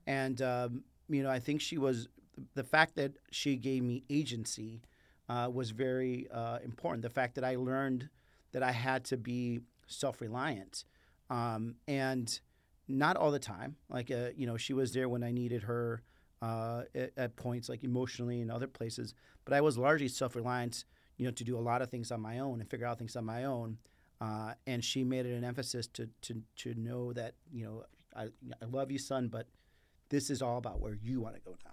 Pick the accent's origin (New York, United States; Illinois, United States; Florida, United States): Illinois, United States; Chicago; first language Spanish; English is a second language; moved away as an adult; also born or lived in Mexico; now in Arizona, United States; living in Mexico to living on the south side of Chicago